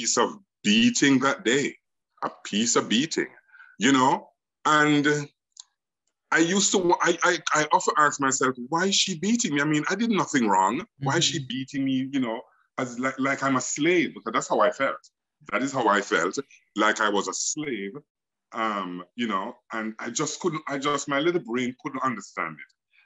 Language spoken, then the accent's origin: English; Kingston, Jamaica; growing up in Olympic Gardens and Waterhouse